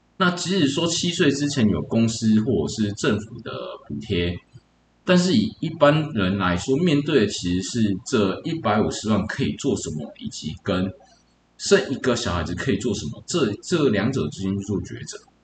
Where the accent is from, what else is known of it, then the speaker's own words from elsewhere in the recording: New Taipei, Taiwan; also born or lived in Changzhi, Pingtung; 从小在新北市这边做，呃，在新北市这边成长